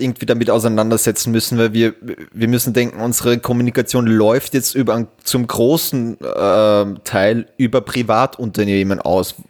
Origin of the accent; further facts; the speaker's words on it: Austria; bei uns in Österreich